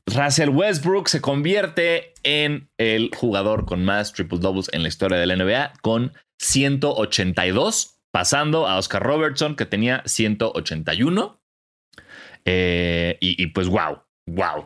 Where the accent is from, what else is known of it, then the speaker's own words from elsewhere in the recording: Mexico; de México.